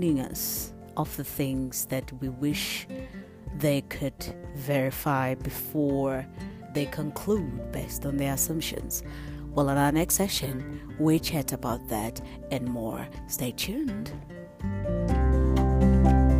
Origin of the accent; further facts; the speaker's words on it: South Africa; we grew up during the days of political violence in my hometown, and it was black on blacks.